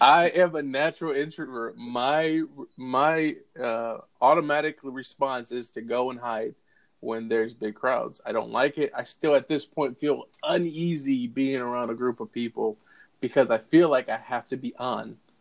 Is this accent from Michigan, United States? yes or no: yes; Holland, Michigan, United States; moved away as an adult; now in Aurora, United States; I moved from West uh, Michigan, that's where I was yep. born and raised, in a small town called Holland